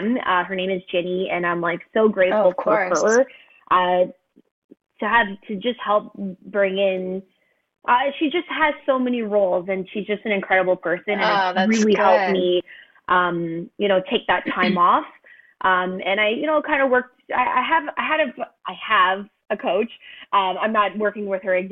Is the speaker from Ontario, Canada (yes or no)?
no; Montreal, Quebec, Canada; I'm originally from Montreal